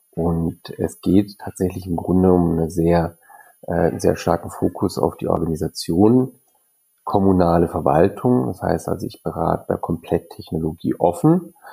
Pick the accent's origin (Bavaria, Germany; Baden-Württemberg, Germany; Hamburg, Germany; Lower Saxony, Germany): Baden-Württemberg, Germany; Freiburg; born there; Bächle ist mein Geburtsort, ich bin Freiburger gebürtiger